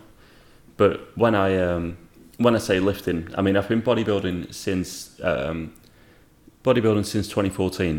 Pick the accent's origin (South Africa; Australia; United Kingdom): United Kingdom; Rochdale, North West England; now in North Wales, United Kingdom; I'm from Rochdale, England, but I live in North Wales